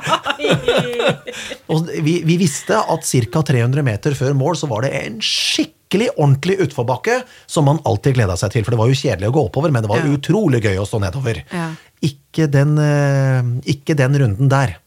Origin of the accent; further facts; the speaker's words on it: Kongsberg, Buskerud, Norway; moved away; i min hjemby Kongsberg